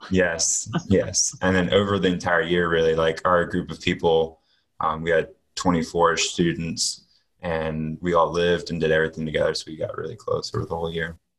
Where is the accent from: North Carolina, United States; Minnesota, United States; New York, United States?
North Carolina, United States; Hickory; also born or lived in Greenville, South Carolina; I'm from Hickory, North Carolina. I lived there nine or ten years, and I moved there from Greenville, South Carolina, where I spent kind of the beginning half of my life